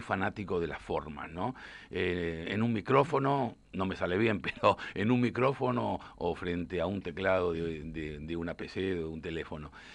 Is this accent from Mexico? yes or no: no; Argentina; como periodista, como argentino